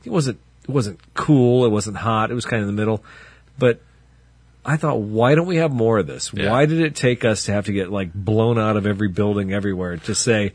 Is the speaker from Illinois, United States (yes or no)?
yes; Pontiac, Illinois, United States; I grew up in Pontiac or near Pontiac